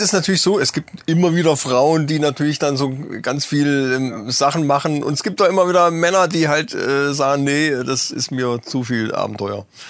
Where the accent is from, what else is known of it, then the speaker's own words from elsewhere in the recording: northeast Hesse, Germany; accent: northeast Hessian; unser nordosthessische Dialekt